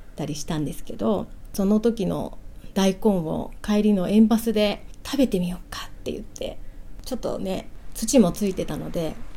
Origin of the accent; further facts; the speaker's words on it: Kanagawa, Japan; 私は神奈川県で生まれて今あの神奈川県県西部で主人と一緒にあの小さな農園をしております